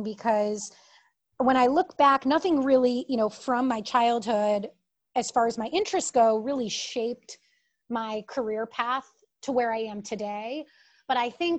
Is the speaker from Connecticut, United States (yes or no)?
yes; Connecticut, United States; moved away as an adult; also born or lived in New York; now in Chicago, United States; I grew up in Connecticut and my family's all from upstate New York